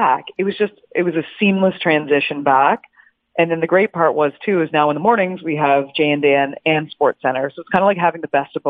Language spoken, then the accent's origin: English; Canada; I being a Canadian and growing up, like my dad's a diehard CFL fan.